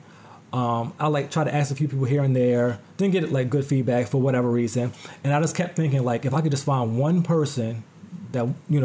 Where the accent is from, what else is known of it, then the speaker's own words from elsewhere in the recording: New Jersey, United States; Which, you know, I'm from Jersey, but, you know, still, I got to travel for it.